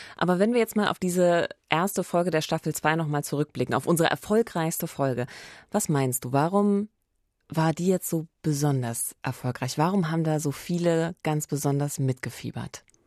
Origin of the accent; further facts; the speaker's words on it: Eberswalde, Brandenburg, Germany; in meiner Heimatstadt, äh, der wunderschönen Waldstadt Eberswalde